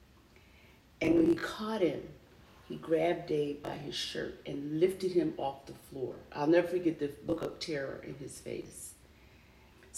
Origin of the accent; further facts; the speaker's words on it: Philadelphia, Pennsylvania, United States; moved away; I was born and raised in West Philly